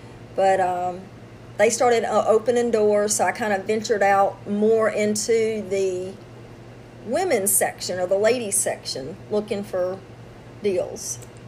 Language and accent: English; Louisiana, United States; I'm from Louisiana.